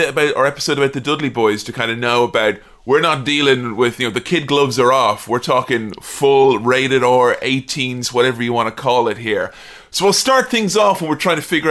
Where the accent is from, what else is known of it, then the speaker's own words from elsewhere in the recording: Westmeath, Ireland; also born or lived in Dublin; When I was a kid, I used to get bullied when I went to big school in Dublin because I was from Westmeath